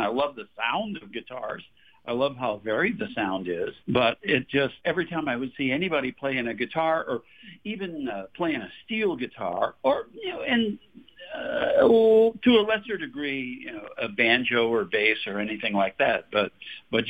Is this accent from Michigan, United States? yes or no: yes; Detroit, Michigan, United States; now in Fort Worth, United States; I grew up in suburban Detroit